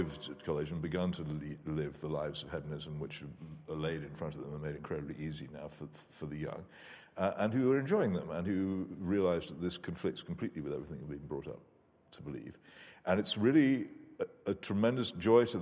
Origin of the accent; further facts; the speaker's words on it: United Kingdom; I'm British